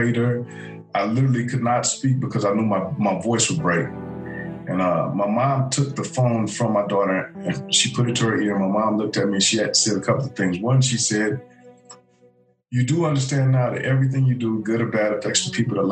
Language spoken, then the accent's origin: English; Los Angeles, California, United States; I was a teenager growing up in South L.A.